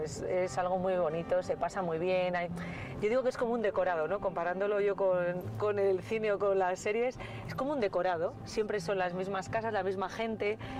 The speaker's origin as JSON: {"language": "Spanish", "town": "Torquemada", "region": "Castile and León", "country": "Spain", "said": "Soy autónoma de Torquemada"}